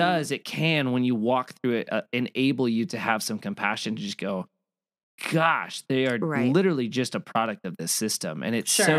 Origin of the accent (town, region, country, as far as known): Gilbert, Arizona, United States; born or raised there